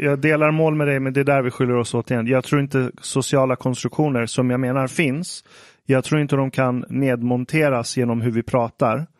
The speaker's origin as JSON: {"language": "Swedish", "country": "Iran", "said": "jag som iranier"}